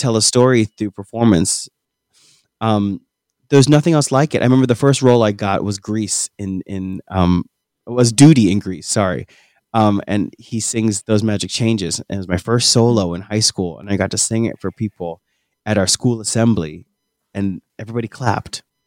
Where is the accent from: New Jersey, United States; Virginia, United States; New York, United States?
New Jersey, United States; we hail from New Jersey